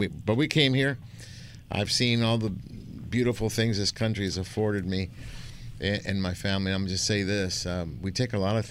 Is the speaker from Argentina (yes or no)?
yes; Argentina; now in United States